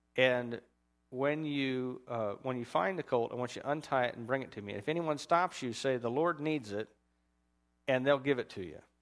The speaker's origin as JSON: {"language": "English", "country": "United States", "said": "as an American"}